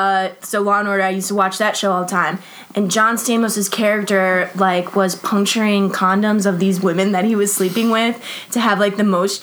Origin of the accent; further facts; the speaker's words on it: Cleveland, Ohio, United States; I'm from Cleveland.